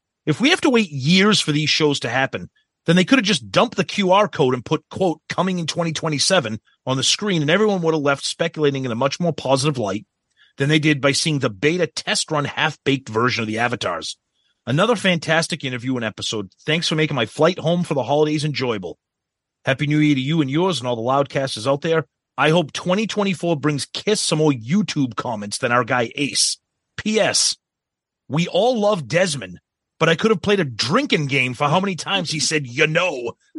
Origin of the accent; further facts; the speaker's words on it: New Jersey, United States; I was a teenager growing up in New Jersey when … came out.